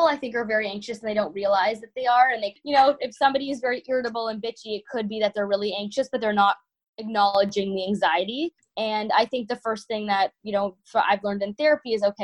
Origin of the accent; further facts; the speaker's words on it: Toronto, Ontario, Canada; moved away as an adult; now in Michigan, United States; when I moved to Michigan from Toronto, you know, I'm Canadian. I grew up in winters a lot my whole life.